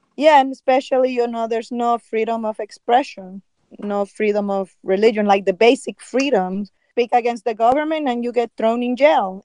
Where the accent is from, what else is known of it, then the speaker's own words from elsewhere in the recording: Nicaragua; moved away; I was growing up in Nicaragua